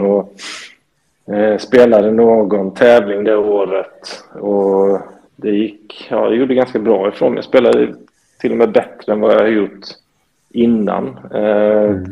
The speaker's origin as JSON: {"language": "Swedish", "region": "Småland", "country": "Sweden", "tie": "born or raised there", "said": "jag är född och uppvuxen i Småland egentligen"}